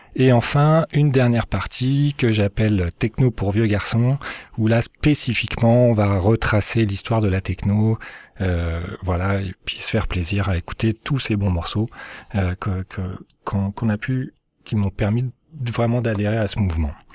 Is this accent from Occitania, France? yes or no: no; Lyon, Auvergne-Rhône-Alpes, France; moved away as an adult; now in Moncton, Canada; je suis lyonnais, donc euh, originaire de Lyon en France